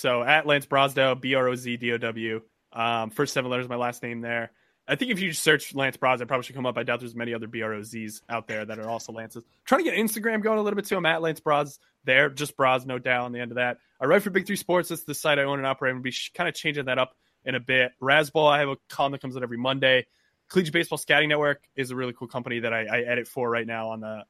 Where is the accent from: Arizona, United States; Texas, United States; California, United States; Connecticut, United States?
Connecticut, United States; I'm actually from Connecticut, so I'm a Knicks fan.